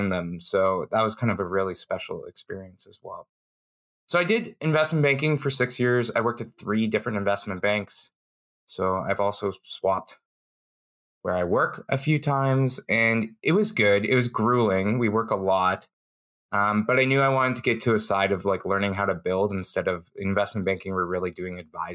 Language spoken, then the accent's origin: English; Calgary, Alberta, Canada; also born or lived in Toronto; I moved here when I was very young, 6 months. And I grew up in Calgary.